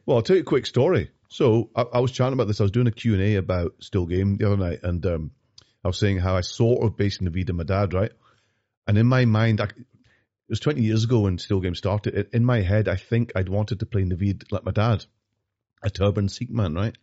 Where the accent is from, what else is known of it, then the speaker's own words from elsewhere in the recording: Glasgow, Scotland, United Kingdom; also born or lived in London; I grew up in North Glasgow